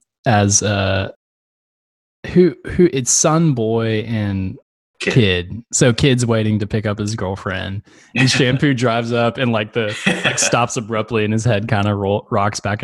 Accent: Little Rock, Arkansas, United States; I grew up in Little Rock, within the city limits

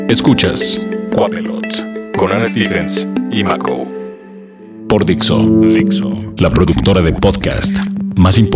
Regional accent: Quintana Roo, Mexico; now in Mexico City, Mexico; Hola, hola, vengo llegando de Quintana Roo, hay una tormenta tropical con la que tengo que lidiar

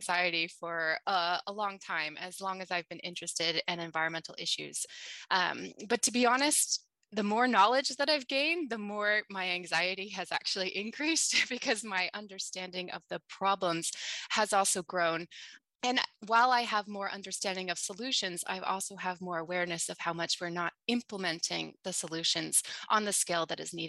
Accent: United States; now in Sweden; I grew up in the U.S. and I'm also Australian.

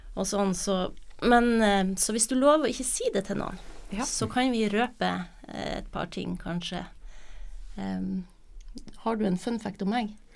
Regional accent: Nordland and Troms, Northern Norway, Norway; also born or lived in Buenos Aires, Argentina / Trøndelag; fra jeg var fire og ca. til i dag, så er det jo Nordland og Troms jeg har bodd

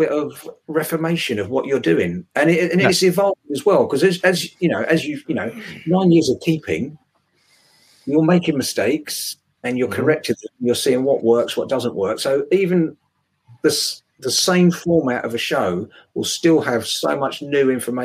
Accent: England, United Kingdom

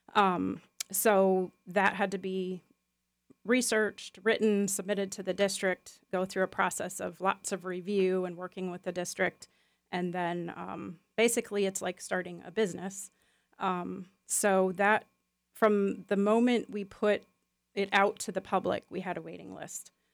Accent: Chicago Milwaukee area, Midwest, United States; moved away as an adult; now in Lakeland, United States; where I grew up in the Chicago Milwaukee area

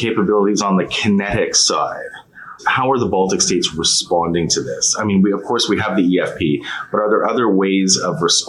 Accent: Canada; as a Canadian

